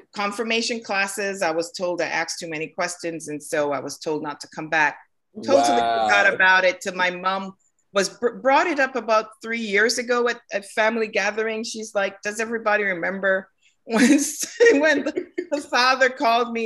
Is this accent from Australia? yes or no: no; Kingston, Saint Andrew, Jamaica; now in Norcross, United States; I was born in Jamaica in Kingston, St. Andrew